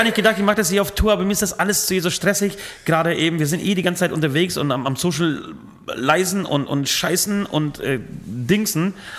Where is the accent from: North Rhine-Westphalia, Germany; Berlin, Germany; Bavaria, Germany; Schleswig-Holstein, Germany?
Bavaria, Germany; Franconia; bei uns in Franken